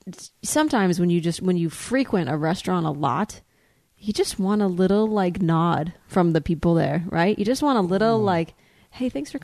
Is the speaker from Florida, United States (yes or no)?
yes; Florida, United States; Because I'm from Florida.